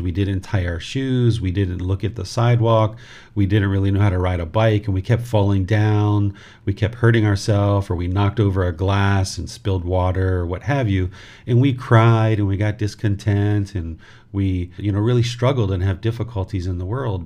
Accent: southern Maryland, United States; moved away as an adult; also born or lived in Washington, D.C.; now in Thailand; I was born in Washington, D.C., and I grew up in southern Maryland, which is in the United States of America.

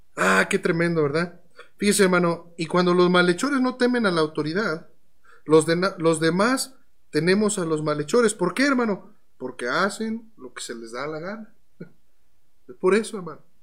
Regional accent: Mexico; como cristianos mexicanos que somos

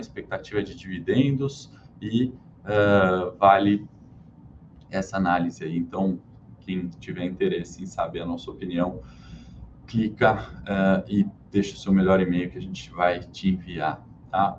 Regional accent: Brazil; falando como brasileiro

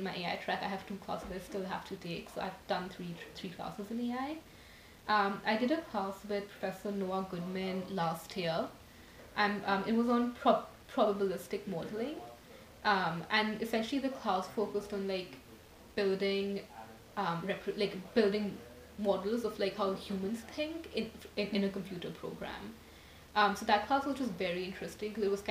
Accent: New Delhi, Delhi, India; moved away as an adult; now in United States; I'm from New Delhi, India. I came to America like when I was 18

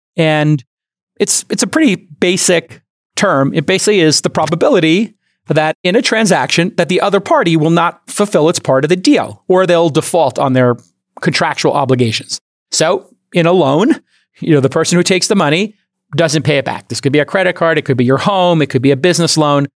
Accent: New York City, New York, United States; when I grew up in Brooklyn, there were loan sharks

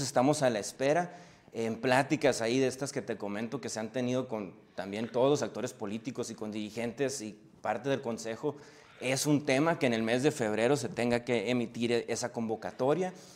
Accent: Hermosillo, Sonora, Mexico; also born or lived in Mexico City; somos de Hermosillo

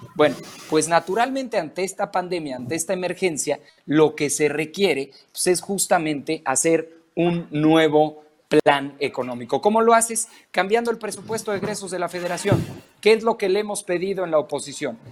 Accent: Mexico; como mexicano

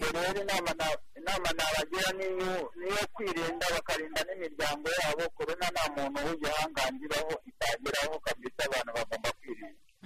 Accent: Rwanda; natwe nk'abanyarwanda

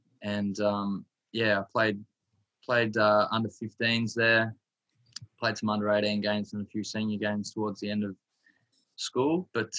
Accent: Stony Creek, Victoria, Australia; I grew up in Gippsland in Stony Creek, and Waverley Park was probably a little bit closer.

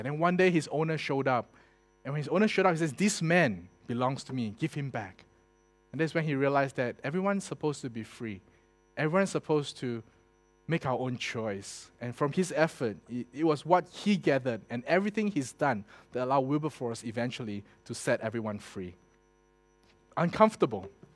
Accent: Singapore; I was born in Singapore

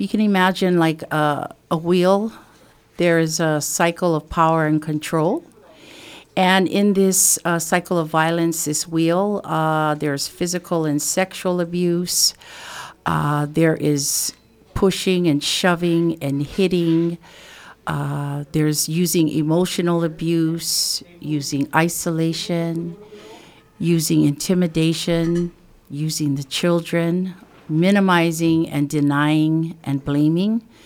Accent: Waimea, Hawaii, United States; I am from the Kauai Hai, Waimea area of the Big Island. And, um, I am, uh, a fourth generation of Native Hawaiian from this particular area.

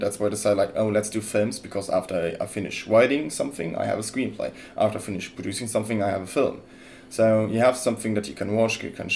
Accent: Luxembourg; English is a second language; moved away as an adult; also born or lived in Freiburg, Germany; now in Vancouver, Canada; I'm 24 years old. I'm from Luxembourg.

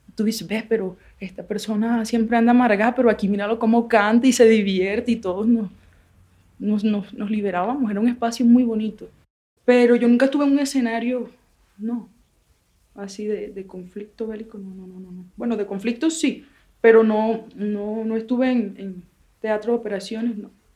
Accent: Barranquilla, Atlántico, Colombia; now in Pondores, Colombia; Yo nací en Barranquilla, en Barranquilla en 1990, calles de tierra, niñitos en la calle

